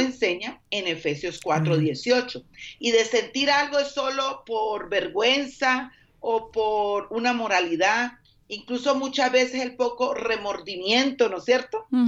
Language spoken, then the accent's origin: Spanish; Colombia; moved away